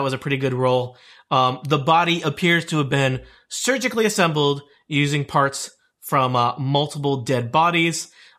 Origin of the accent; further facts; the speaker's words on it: Rhode Island, United States; I'm from Rhode Island.